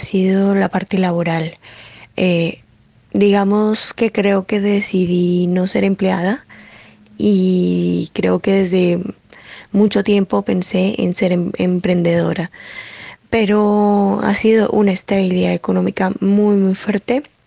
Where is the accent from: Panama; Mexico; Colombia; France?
Colombia; moved away as an adult; also born or lived in Spain; yo soy de Colombia y hace cuatro años migré para España